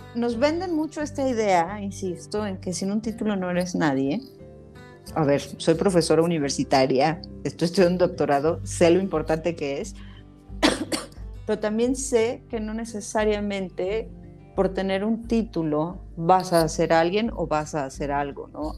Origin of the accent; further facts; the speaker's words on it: Mexico; como mexicanos